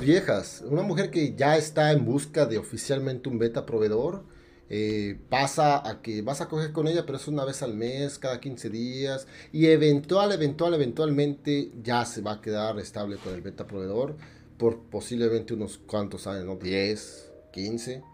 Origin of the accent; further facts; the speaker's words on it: State of Mexico, Mexico; moved away; barrio allá el pinche estado de México. Yo soy de allá